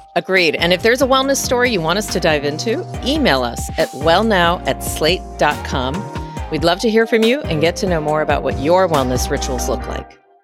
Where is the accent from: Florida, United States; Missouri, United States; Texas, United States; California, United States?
Texas, United States; moved away as an adult; also born or lived in West Coast; now in Washington, D.C., United States; I was born and raised in Texas, and then found my way initially to the West Coast for training to become an internist, and then landed myself into Washington, D C